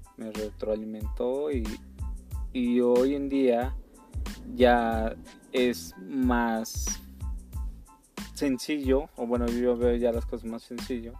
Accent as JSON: {"language": "Spanish", "country": "Mexico", "said": "somos mexicanos"}